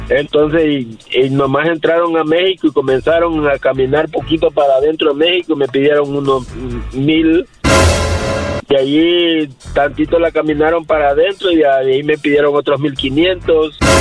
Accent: El Salvador; yo soy salvadoreño.

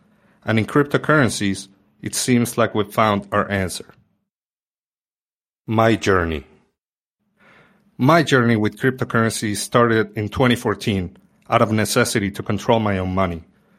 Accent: Argentina; moved away; Just 6 months after having moved back to my home country, the government instituted new capital controls.

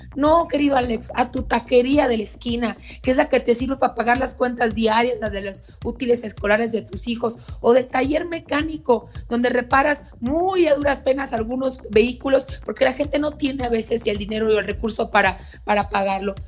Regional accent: Sonora, Mexico; also born or lived in Mexico City; mi lugar de origen, donde nací en Sonora

